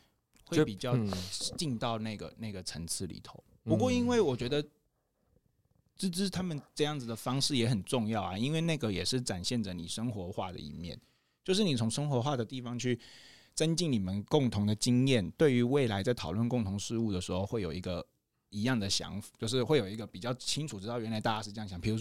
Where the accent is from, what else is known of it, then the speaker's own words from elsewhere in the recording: Taitung, Taitung County, Taiwan; 小时候小时候在台东长大